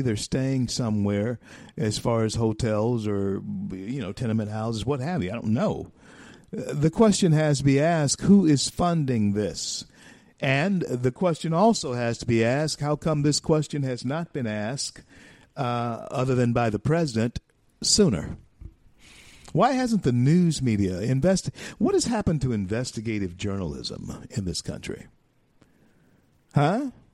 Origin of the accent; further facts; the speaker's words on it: the South, United States; I'm a Southerner. Um, hey, listen, my history as a black man in this country runs through, starts in, roots are grounded in the South